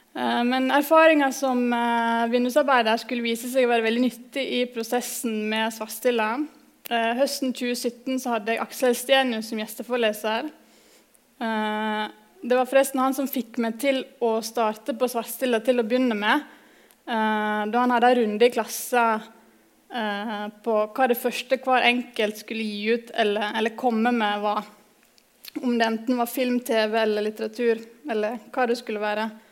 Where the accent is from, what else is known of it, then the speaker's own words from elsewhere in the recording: Nordfjordeid, Vestland, Norway; kommer jeg fra Nordfjordeid i Sogn og Fjordane